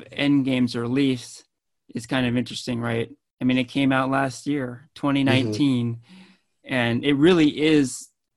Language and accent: English; Danville, California, United States; I grew up in Danville, California